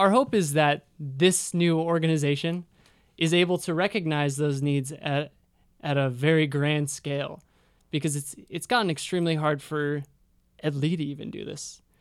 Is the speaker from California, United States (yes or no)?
yes; Sacramento, California, United States; moved away; I'm from Sacramento.